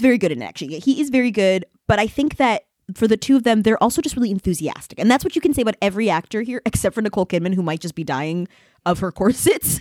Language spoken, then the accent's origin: English; Boston, Massachusetts, United States; now in Paris, France; from Boston